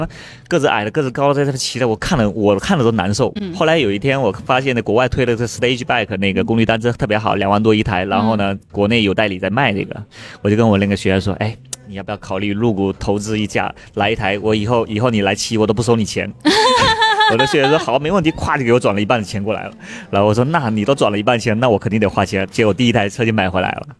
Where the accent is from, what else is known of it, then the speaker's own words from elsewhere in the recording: Fuding, Fujian, China; now in Beijing, China; 我福建的嘛，福建嗯。宁德时代就富鼎，富鼎白茶，那个，那是我老家